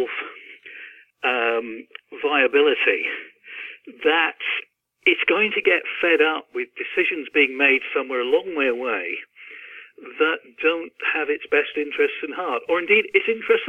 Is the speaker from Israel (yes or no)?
no; Cornwall, South West England, United Kingdom; born or raised there; moved away as an adult; also born or lived in London